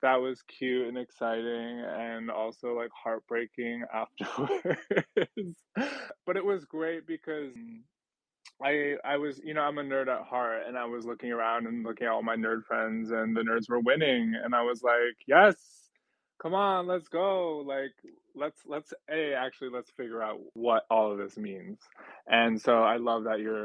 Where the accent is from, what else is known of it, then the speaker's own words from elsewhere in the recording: New York City, New York, United States; I am an artist from Brooklyn, New York